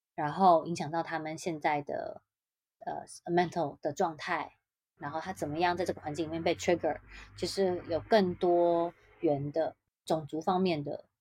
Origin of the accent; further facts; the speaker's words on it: Taiwan; 台湾人很热衷工作